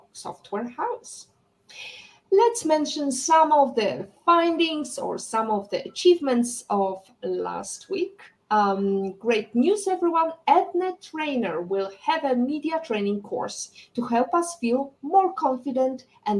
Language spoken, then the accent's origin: English; Poland; we are both coming from Poland